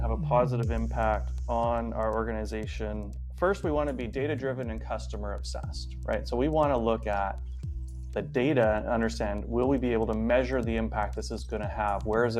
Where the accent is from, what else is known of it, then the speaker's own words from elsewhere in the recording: Vancouver, British Columbia, Canada; now in San Francisco Bay Area, United States; So I am originally from Vancouver, Canada, and currently based here in the SF Bay Area.